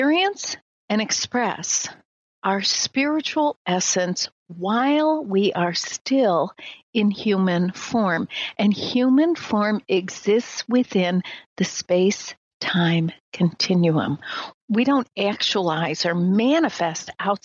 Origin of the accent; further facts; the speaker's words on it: Midwest, United States; I'm from the Midwest, raised in a very traditional American family, traditional religious Midwest Christian